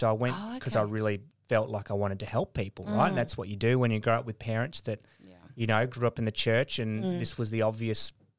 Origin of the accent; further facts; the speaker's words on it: Indonesia; born there; also born or lived in West Papua; I was born in Indonesia. Mm. My parents were missionaries in Indonesia and also in West Papua, which is the Indonesian side of New Guinea, Irian Jaya at the time.